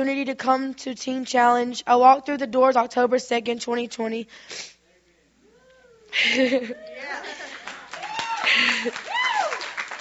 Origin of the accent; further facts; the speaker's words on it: Minden, Louisiana, United States; I'm from Minden, Louisiana. I grew up in what I would consider a wonderful home.